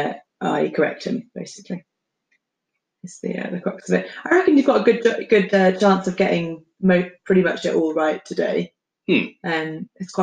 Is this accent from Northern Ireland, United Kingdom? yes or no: no; Hemel Hempstead, East of England, United Kingdom; So I was born in Hemel Hempstead.